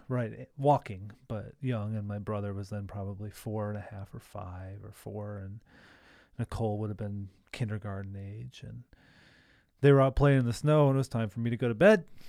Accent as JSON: {"language": "English", "town": "Milwaukee", "region": "Wisconsin", "country": "United States", "tie": "born or raised there", "said": "It's like suburban living growing up"}